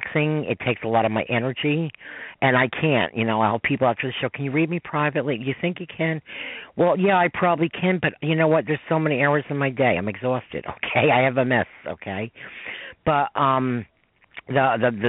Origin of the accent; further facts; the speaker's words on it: New York, United States; I'm a New Yorker